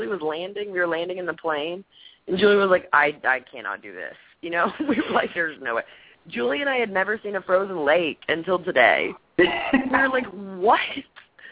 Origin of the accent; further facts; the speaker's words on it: Texas, United States; I'm from Texas. Things don't happen. You know that, yeah. We don't do that.